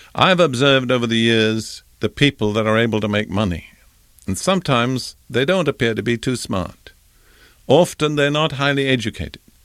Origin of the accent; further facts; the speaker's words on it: United Kingdom; as a young boy growing up in Britain in the Anglican Church